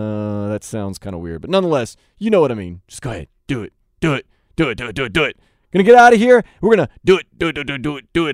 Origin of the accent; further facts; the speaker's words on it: New Orleans, Louisiana, United States; moved away; Of course, I am originally from New Orleans.